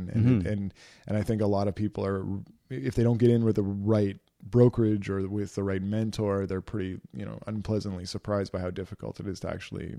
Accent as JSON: {"language": "English", "region": "Ontario", "country": "Canada", "tie": "born or raised there", "also_born_or_lived": "Edmonton, Alberta", "said": "around a lot, and she was a single mom, and we moved from Edmonton to Ontario."}